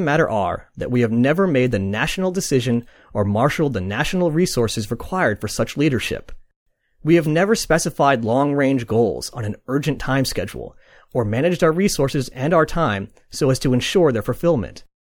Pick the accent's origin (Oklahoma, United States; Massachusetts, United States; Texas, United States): Massachusetts, United States; Boston; I am from Boston, but I'm not going to attempt the accent.